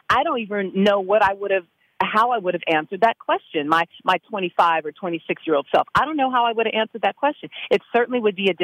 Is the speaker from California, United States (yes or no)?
yes; California, United States; I mean, I'm from California. I was living in D.C. I'd gone to school there.